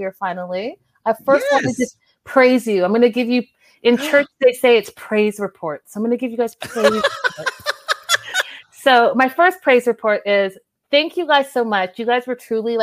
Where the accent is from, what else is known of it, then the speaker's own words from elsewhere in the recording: Canada; accent: Canadian; my Canadian accent